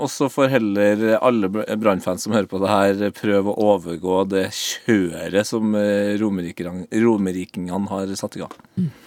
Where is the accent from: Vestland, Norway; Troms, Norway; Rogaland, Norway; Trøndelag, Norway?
Trøndelag, Norway; jeg er jo trønder